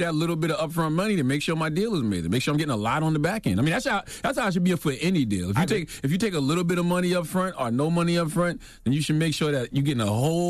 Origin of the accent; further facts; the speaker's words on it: South Carolina, United States; I am more enthused to vote down ballot than I am to vote for the top of the ticket, especially in my home state of South Carolina.